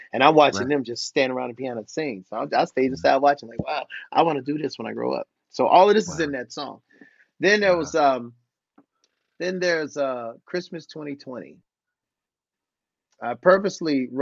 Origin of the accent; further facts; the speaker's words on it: Cleveland, Ohio, United States; me growing up in Cleveland, Ohio